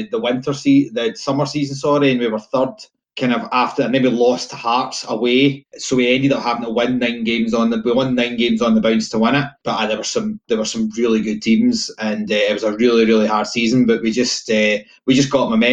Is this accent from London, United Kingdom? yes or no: no; Blackwood, Scotland, United Kingdom; now in Lesmahagow, United Kingdom; originally from an even smaller village about 4 miles up the road called Blackwood, Kirkney Hill